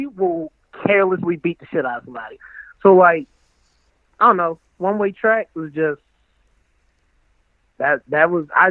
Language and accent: English; Baltimore, Maryland, United States; I'm really just from Baltimore.